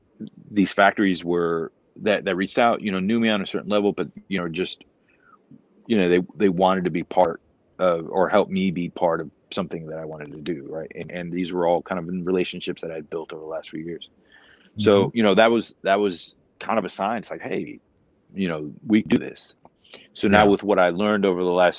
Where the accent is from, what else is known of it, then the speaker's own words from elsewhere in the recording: Florida, United States; moved away; I grew up in Florida.